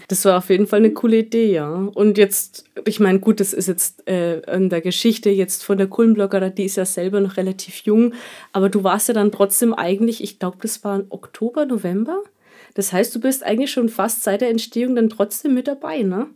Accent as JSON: {"language": "German", "town": "Kulmbach", "region": "Bavaria", "country": "Germany", "said": "bei uns in Kulmbach"}